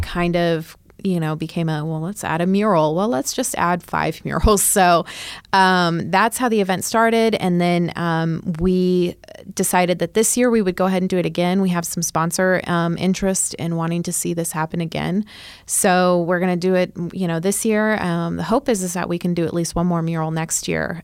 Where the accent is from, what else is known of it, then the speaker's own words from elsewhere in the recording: Chico, California, United States; moved away as an adult; now in Oklahoma City, United States; I'm from Northern California